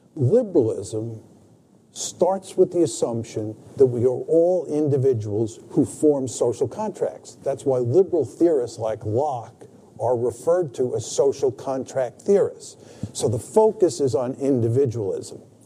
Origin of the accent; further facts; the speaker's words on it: United States; I was born in the United States